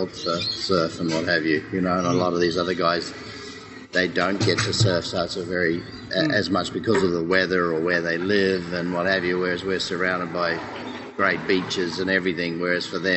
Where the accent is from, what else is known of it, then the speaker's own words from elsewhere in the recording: New Zealand; now in Australia; I came from New Zealand, but New Zealand New Zealanders really are as well.